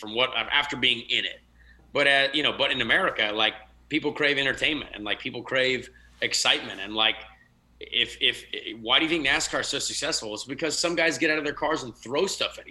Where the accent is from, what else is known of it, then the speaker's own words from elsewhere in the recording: United States; they just looked at me as an American when I was over there